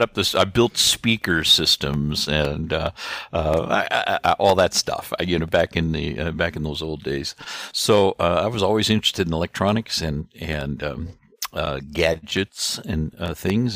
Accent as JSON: {"language": "English", "town": "Gumbo", "region": "Missouri", "country": "United States", "tie": "born or raised there", "said": "I was born and raised in Gumbo, Missouri"}